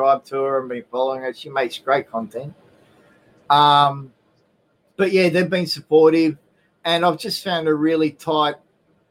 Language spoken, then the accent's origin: English; Australia; Being Australian